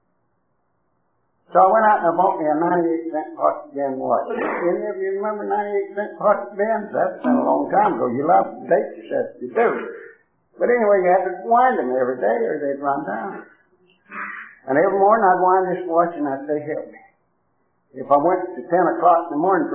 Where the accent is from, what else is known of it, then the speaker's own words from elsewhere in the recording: Tennessee, United States; moved away; I come from down in Tennessee